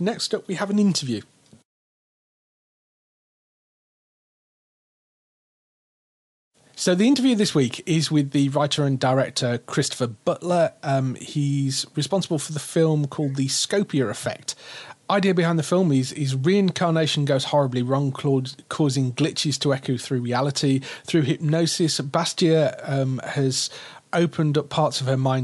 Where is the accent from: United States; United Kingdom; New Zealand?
United Kingdom; Birmingham, West Midlands; moved away; also born or lived in Stoke-on-Trent / South of England; I moved from like Birmingham